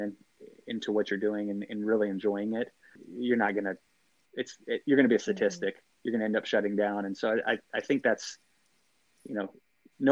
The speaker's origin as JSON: {"language": "English", "town": "Athens", "region": "Texas", "country": "United States", "said": "I'm from Athens, Texas"}